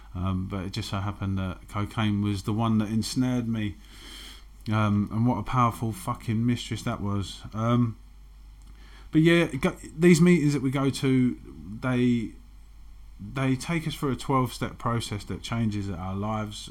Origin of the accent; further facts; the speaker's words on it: London, United Kingdom; I grew up in Canning Town, which is a very masculine environment